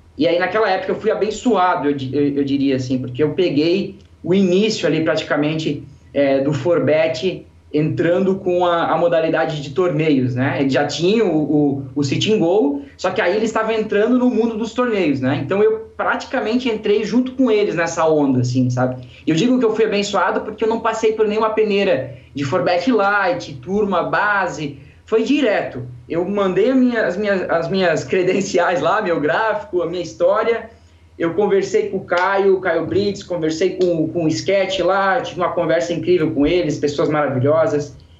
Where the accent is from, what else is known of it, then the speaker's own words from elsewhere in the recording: Santa Catarina, Brazil; sou de uma cidade do interior aqui de Santa Catarina